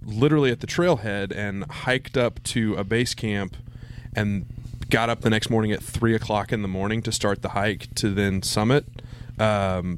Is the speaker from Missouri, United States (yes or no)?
yes; Springfield, Missouri, United States; I grew up in Springfield proper